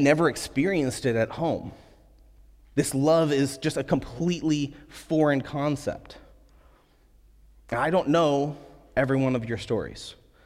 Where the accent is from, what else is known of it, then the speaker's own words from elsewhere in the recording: United States; as American believers